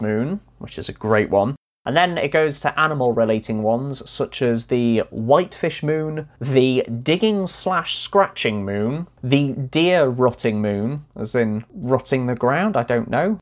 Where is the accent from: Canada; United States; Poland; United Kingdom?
United Kingdom; North Wales; I grew up in North Wales